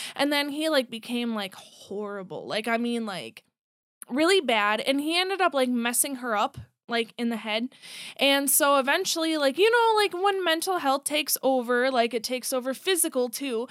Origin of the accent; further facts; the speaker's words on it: Buffalo, Minnesota, United States; also born or lived in Monticello, Minnesota; I grew up in, like, Buffalo, Monticello area